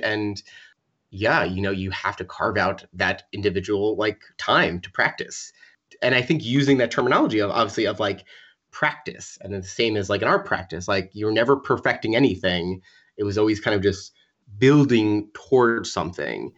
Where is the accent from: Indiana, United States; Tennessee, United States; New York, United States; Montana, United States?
New York, United States; Long Island; also born or lived in Wassaic, Dutchess County, New York / Providence, Rhode Island; I grew up in Long Island, like an hour and a half from the city